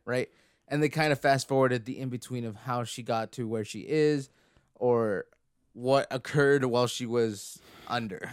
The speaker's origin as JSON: {"language": "English", "country": "Canada", "said": "we're Canadian"}